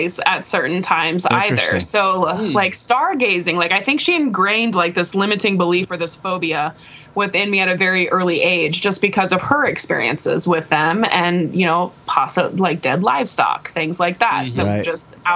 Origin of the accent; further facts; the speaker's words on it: Nebraska, United States; I'm from Nebraska